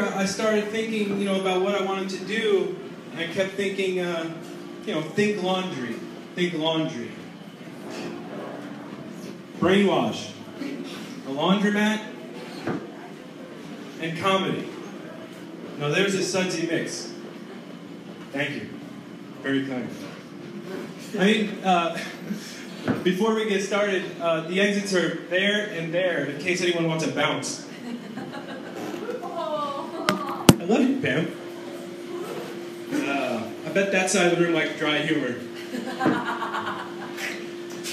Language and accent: English; New York, United States; now in San Francisco, United States; I'm from New York